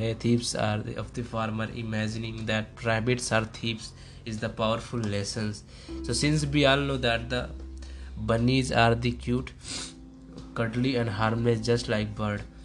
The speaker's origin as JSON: {"language": "English", "country": "India", "said": "I am from India. I am from India"}